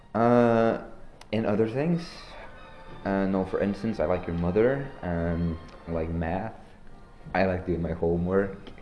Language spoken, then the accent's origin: English; Oslo, Norway; I'm pretty sure I grew up in Norway